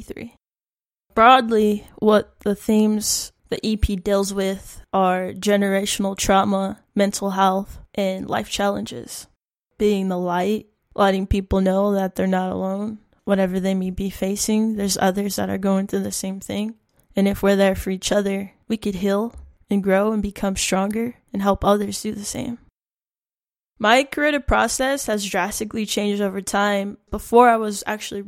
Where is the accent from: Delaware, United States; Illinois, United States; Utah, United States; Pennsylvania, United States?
Utah, United States; Salt Lake City; now in Pine Ridge Reservation, United States; I'm a musician from Salt Lake City, Utah. I currently reside in South Dakota on the Pine Ridge Reservation.